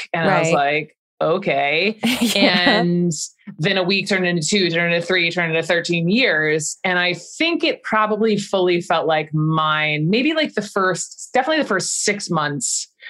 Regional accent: Atlanta, Georgia, United States; I never tried not to have an accent, even though I'm from Georgia, I'm from Atlanta. It's a pretty big city and we don't all, you know, sound like what you may think we're supposed to sound like.

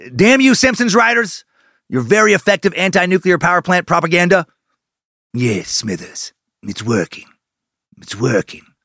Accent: Idaho, United States; my home state

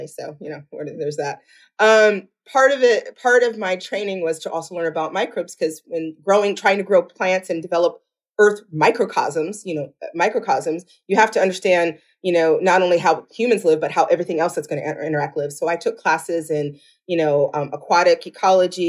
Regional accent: Rockford, Illinois, United States; I grew up in a town called Rockford, Illinois, which is just west of Chicago, about 90 miles

